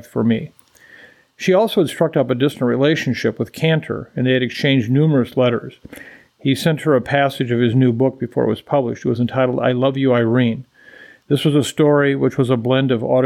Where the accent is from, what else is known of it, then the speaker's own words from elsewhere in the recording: Waukon, Iowa, United States; my hometown of Waukon, Iowa